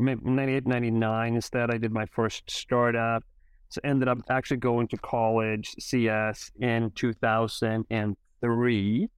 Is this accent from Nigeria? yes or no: no; Sweden; moved away; I, I grew up in Sweden